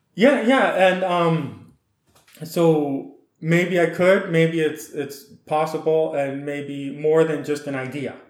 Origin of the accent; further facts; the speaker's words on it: Saskatchewan, Canada; moved away as an adult; also born or lived in Alberta / Washington / California / Guatemala; with a Ukrainian heritage, I was born in Alberta, then we moved to Saskatchewan